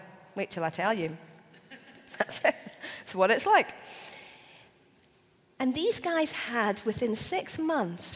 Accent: Scotland, United Kingdom; as a Scottish person, 6 months after I'd become a Christian

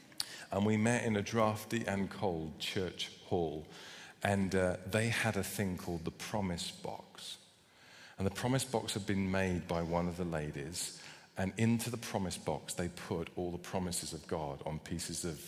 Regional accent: United Kingdom; I know we're British.

